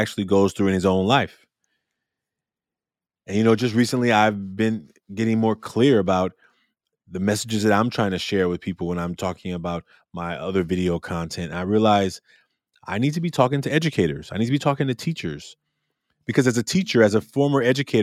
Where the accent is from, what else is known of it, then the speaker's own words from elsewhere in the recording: Oakland, California, United States; also born or lived in Little Rock, Arkansas; I'm from Oakland, California